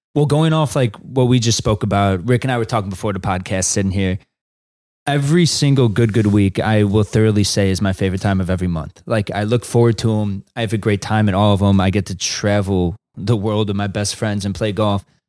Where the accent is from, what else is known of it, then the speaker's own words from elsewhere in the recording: Chicago, Illinois, United States; it's my hometown